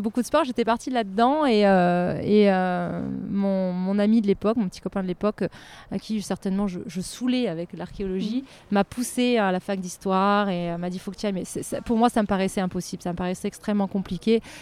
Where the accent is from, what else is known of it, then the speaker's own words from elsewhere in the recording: Lorraine, Grand Est, France; moved away; also born or lived in Nancy; je suis Lorraine à la base, donc j'étais à Nancy